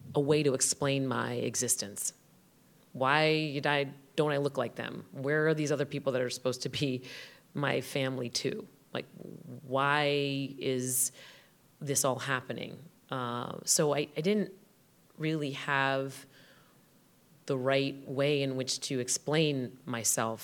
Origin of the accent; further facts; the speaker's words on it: Westerly, Rhode Island, United States; "Where did you grow up?" I said, "Rhode Island."